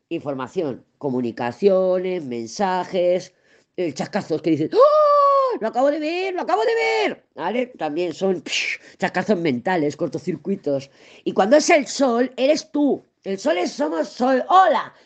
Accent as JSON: {"language": "Spanish", "country": "Spain", "said": "he nacido, soy española"}